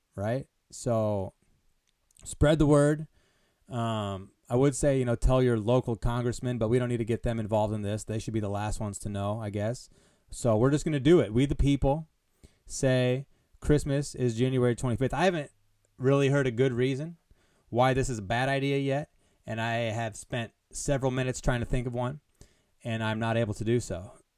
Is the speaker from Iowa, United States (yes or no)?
yes; Des Moines, Iowa, United States; I am from Des Moines